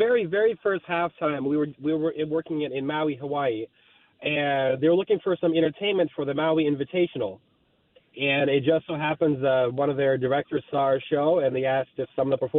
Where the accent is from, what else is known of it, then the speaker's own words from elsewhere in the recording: Moscow, Russia; I'm actually from Moscow, Russia. My mom and dad, they were in the circus.